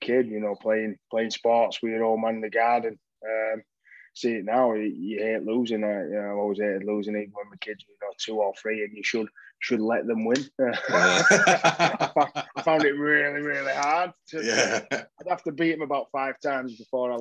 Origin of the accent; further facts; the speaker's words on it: Dewsbury, Yorkshire and the Humber, United Kingdom; moved away as an adult; also born or lived in Leeds; now in London, United Kingdom; home was Dewsbury. I was born and raised in Dewsbury.